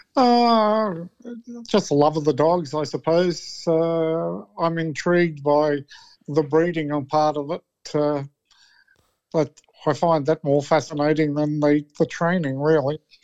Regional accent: New South Wales, Australia; I'm from New South Wales

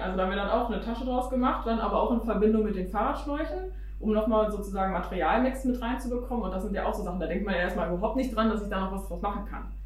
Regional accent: Hanover Region, Lower Saxony, Germany; now in Hanover, Germany; wir sind in der Region Hannover sozusagen aufgewachsen, in dem kleinsten Dorf sozusagen

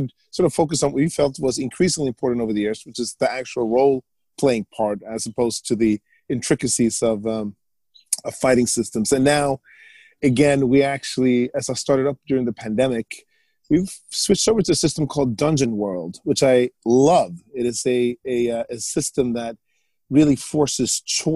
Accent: Sweden; moved away; I grew up in Sweden

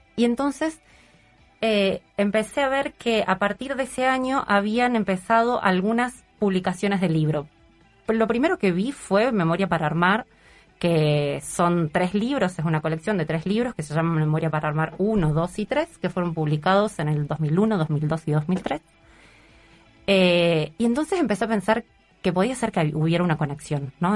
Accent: Córdoba, Argentina; moved away as an adult; now in Uruguay; que soy cordobesa

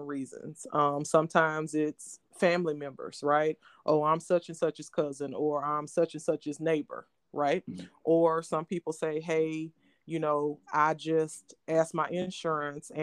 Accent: Louisiana, United States; moved away; also born or lived in New Orleans / Cleveland; I'm from Louisiana, but no, I'm not from New Orleans

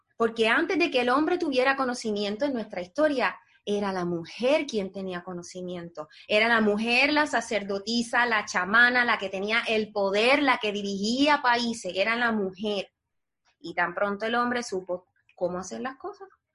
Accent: Puerto Rico; moved away as an adult; now in United States; nosotros los puertorriqueños somos parte de los Estados Unidos

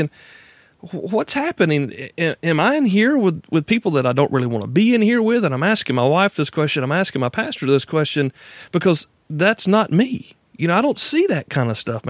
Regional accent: Deep South, United States; I'm from the Deep South, born and raised and still here

